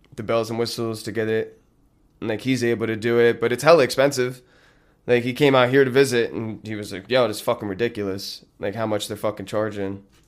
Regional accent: Lincoln Park, New Jersey, United States; I grew up in this town called Lincoln Park

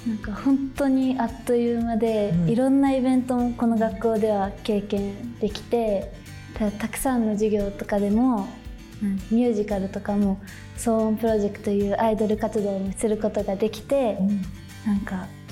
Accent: Fukuoka, Japan; also born or lived in Osaka; 出身は大阪で生まれて、はい、3歳の時に福岡に来て、うん、来ました

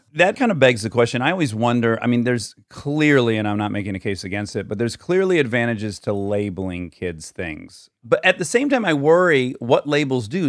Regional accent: Michigan, United States; born or raised there; moved away

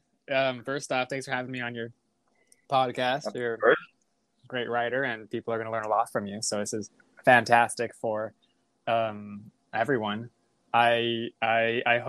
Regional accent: Chula Vista, California, United States; where I grew up in San Diego, Chula Vista

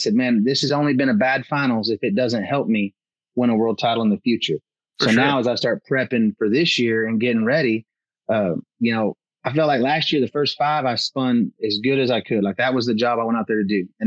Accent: Northeast Oklahoma, United States; a kid growing up in Northeast Oklahoma

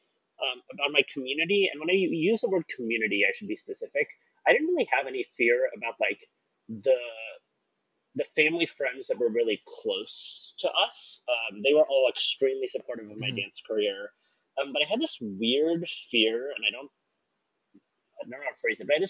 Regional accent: Seattle, Washington, United States; I'm from Seattle.

